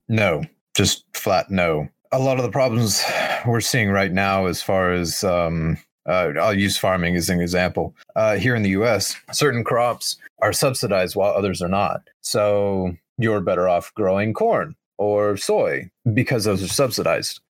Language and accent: English; United States; as an American